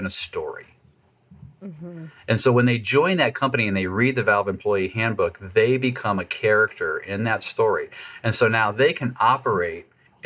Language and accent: English; United States